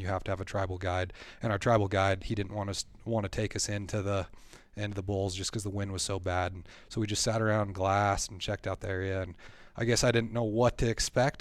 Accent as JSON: {"language": "English", "area": "Black Hills", "region": "South Dakota", "country": "United States", "tie": "born or raised there", "said": "I grew up here in the Black Hills area. I've lived here my whole life"}